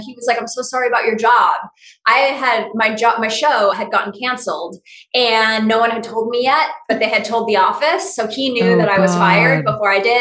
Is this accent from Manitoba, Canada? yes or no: no; Sherwood Park, Alberta, Canada; now in Sherman Oaks, United States; I was born Sherwood Park, Alberta, Canada